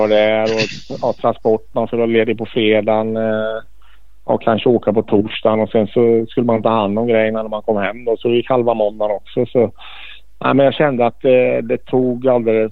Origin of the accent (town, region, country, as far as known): Sweden